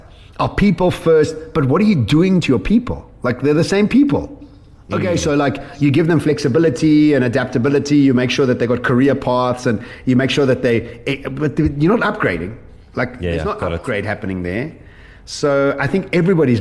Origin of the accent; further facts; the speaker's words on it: Edenvale, Gauteng, South Africa; I'm a kid from Edenvale